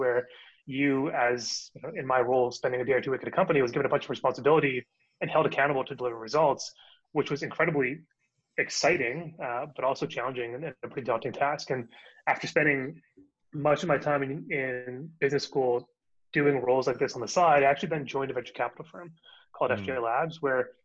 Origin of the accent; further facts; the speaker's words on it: Calgary, Alberta, Canada; moved away as an adult; also born or lived in Ontario / New York, United States; now in Toronto, Canada; I'm from Calgary, actually, but I moved to Toronto.